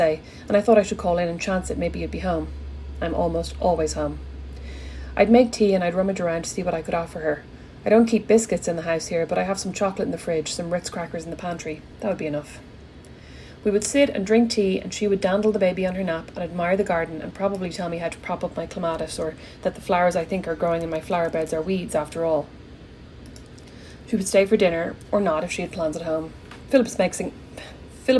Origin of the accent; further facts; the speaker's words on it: Ireland; I'm Irish